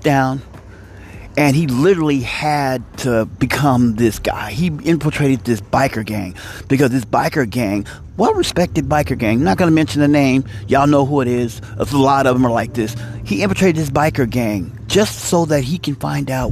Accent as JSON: {"language": "English", "country": "United States", "said": "I'm an American"}